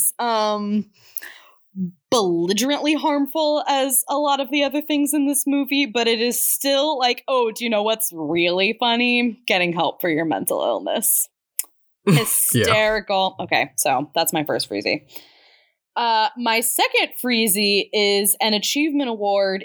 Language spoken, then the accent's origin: English; Midwest, United States; we grew up in the Midwest